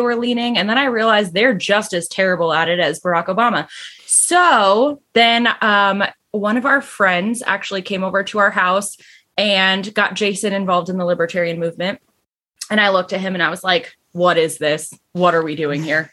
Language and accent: English; Connecticut, United States; now in South Carolina, United States; I was raised in Connecticut where it is just hardcore Democrat